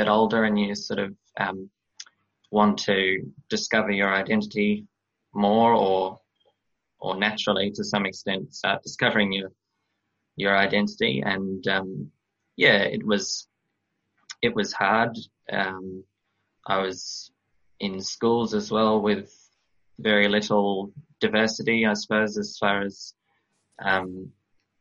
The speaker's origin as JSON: {"language": "English", "town": "Toowoomba", "region": "Queensland", "country": "Australia", "tie": "born or raised there", "also_born_or_lived": "Dubai, United Arab Emirates / Brisbane, Australia", "said": "I was born in Dubai in the Emirates. And we came to Australia when I was about 4 years old, with my whole family, with my brother and sister, and we came to Brisbane first, to Queensland."}